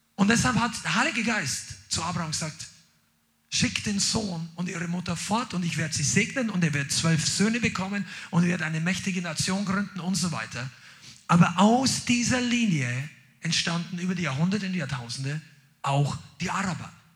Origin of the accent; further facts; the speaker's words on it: Germany; Mein Pass sagt, ich bin Deutscher.